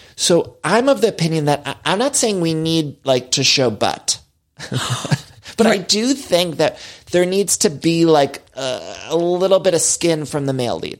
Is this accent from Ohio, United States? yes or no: yes; Chagrin Falls, Ohio, United States; there's this town where I grew up in Chagrin Falls, Ohio, with this waterfall